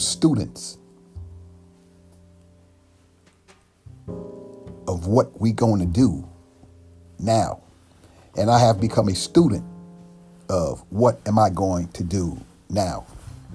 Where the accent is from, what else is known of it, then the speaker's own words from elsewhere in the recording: United States; black people born and raised in America